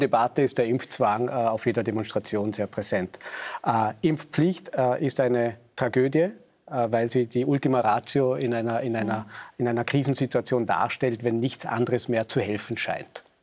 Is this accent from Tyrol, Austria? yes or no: no; Vorarlberg, Austria; ich bin Vorarlberger